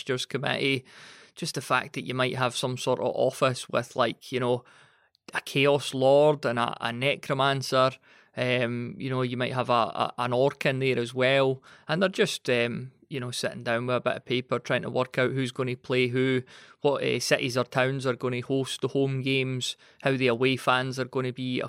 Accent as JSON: {"language": "English", "region": "Scotland", "country": "United Kingdom", "said": "being Scottish."}